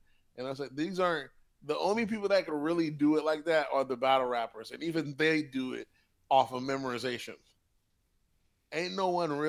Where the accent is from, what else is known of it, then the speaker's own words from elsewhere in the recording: the South, United States; I'm from the South